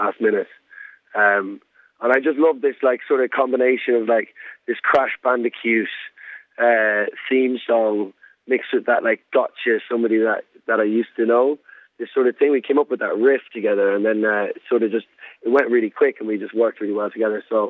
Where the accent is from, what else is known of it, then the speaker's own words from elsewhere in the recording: Mullingar, Leinster, Ireland; moved away as an adult; also born or lived in Germany; now in London, United Kingdom; I'm from Mullingar, County Westmeath.